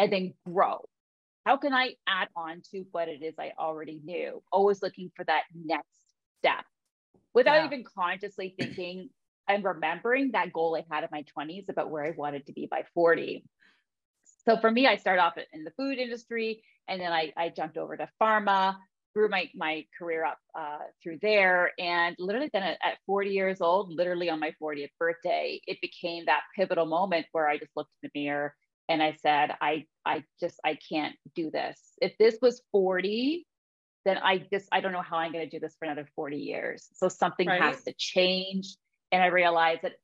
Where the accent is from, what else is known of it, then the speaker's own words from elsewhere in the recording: Ontario, Canada; I'm kind of born and raised here in Ontario